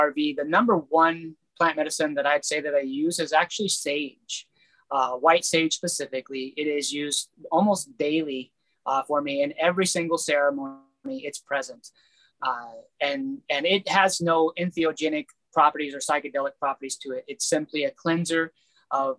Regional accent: United States; my people of America, being American born

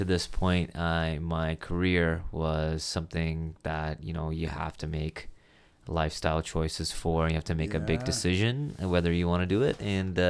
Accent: Kuwait; born there; No, I was not born in Canada. Was born in the Middle East. I was born in Kuwait in the Middle East.

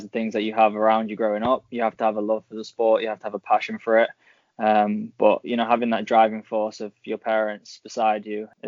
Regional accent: Manchester, North West England, United Kingdom; first language Persian; born and raised in Manchester

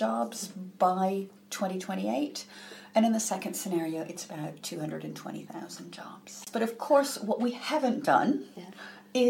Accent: United States; now in United Kingdom; I'm originally from the US.

